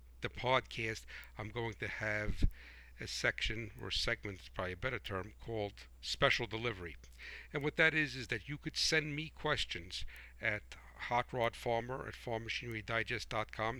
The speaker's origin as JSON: {"language": "English", "country": "United States", "said": "I am a proud American patriot"}